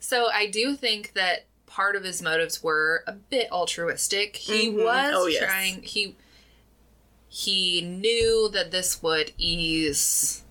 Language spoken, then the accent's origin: English; United States; I am British in my heritage, but us Americans, we just botch all the words.